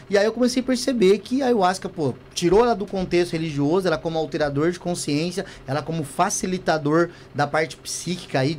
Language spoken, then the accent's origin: Portuguese; São Paulo, Brazil; Aí depois começou a se abrir e hoje deve deve estar tá muito mais por aqui, porque eu sou do interior de São Paulo.